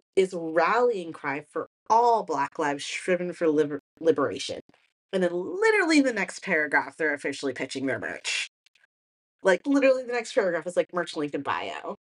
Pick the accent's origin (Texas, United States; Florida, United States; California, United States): Texas, United States; I'm from Texas